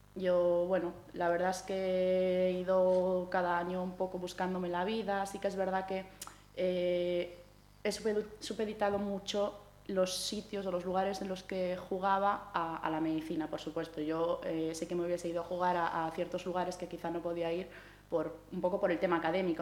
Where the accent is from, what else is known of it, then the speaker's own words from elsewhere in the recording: Santiago de Compostela, Galicia, Spain; yo soy una chica gallega, ¿no? Soy de Santiago